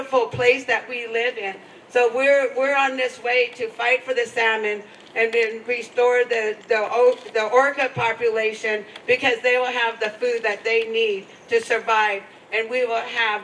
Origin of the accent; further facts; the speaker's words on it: Lummi, Washington, United States; we're from Lummi